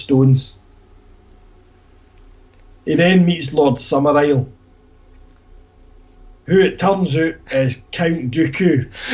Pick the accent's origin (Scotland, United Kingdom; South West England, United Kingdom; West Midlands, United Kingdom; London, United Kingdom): Scotland, United Kingdom; he used to wind me up about being Scottish